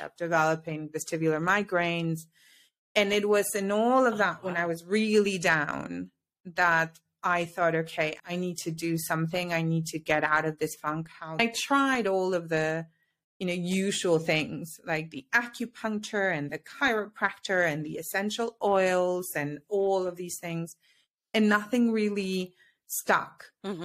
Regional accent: Mexico; moved away as an adult; also born or lived in United Kingdom / Paris / Amsterdam; now in Switzerland; I'm originally from Mexico. I now live in Switzerland, and I always say via the UK

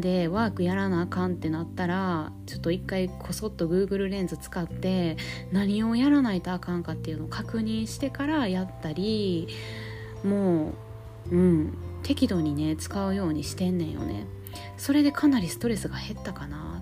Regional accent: Kansai, Japan; accent: Kansai dialect; ちょっと関西弁出ちゃったわ

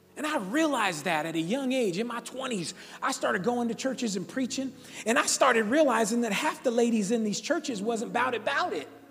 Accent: Sacramento, California, United States; I grew up right here in South Sacramento, Valley High School

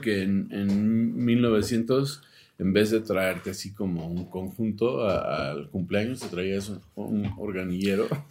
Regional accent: United States; Spanish is a second language; now in Mexico City, Mexico; yo soy de Estados Unidos y, hablo más inglés que español

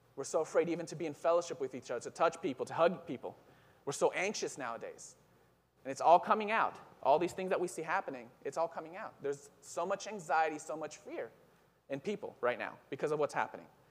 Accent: Israel; moved away; I'm originally from Israel

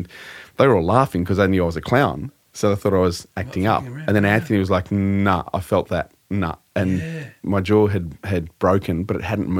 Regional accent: Canberra, Australian Capital Territory, Australia; My parents are Kiwis. They came over here in 1958 and we grew up in Canberra.

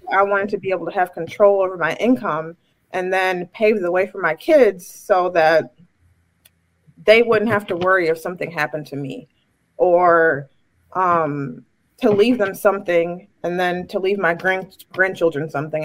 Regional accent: Chicago, Illinois, United States; I'm from Chicago

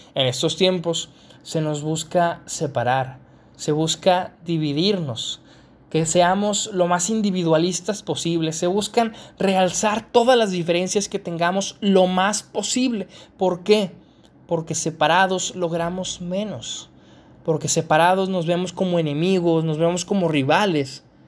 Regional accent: Mexico; yo soy mexicano, al ser mexicano

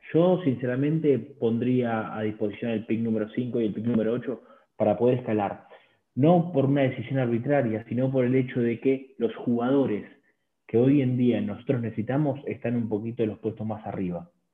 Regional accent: Buenos Aires, Argentina; desde Buenos Aires, Argentina.

